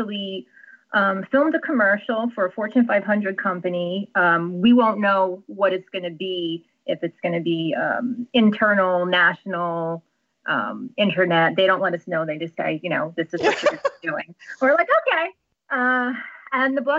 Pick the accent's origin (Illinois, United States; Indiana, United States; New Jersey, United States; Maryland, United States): New Jersey, United States; I'm from New Jersey, which is another whole other perspective. So not North Jersey, I'm not in Sopranos territory